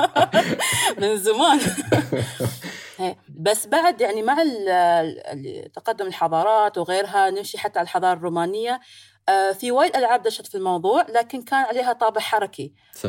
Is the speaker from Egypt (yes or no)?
no; United Arab Emirates; بين الامارات والهند صار الكرك متداول عندنا